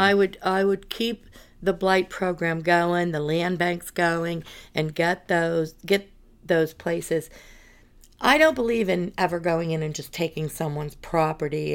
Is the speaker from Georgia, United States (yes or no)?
no; North Buffalo Township, Pennsylvania, United States; I was born and raised in North Buffalo. Township, uh, Armstrong County